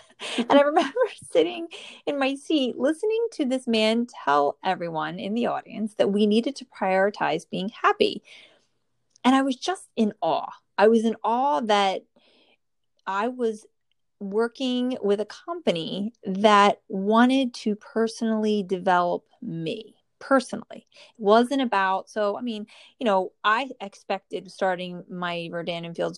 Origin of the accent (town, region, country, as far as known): New Jersey, United States; born or raised there